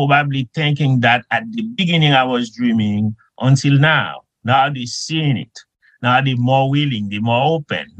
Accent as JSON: {"language": "English", "country": "Haiti", "tie": "born or raised there", "moved": "as an adult", "lives_now": "United States", "said": "when I was a young kid growing up in Haiti"}